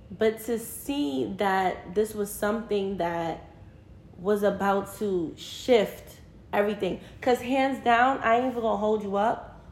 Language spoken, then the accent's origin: English; New York City, New York, United States; We're both from Brooklyn